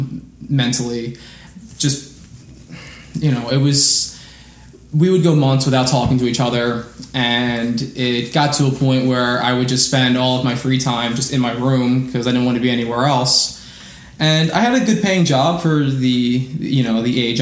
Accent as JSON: {"language": "English", "town": "Philadelphia", "region": "Pennsylvania", "country": "United States", "tie": "born or raised there", "moved": "yes", "lives_now": "Florida, United States", "said": "born and raised in the Mayfair section of Philadelphia"}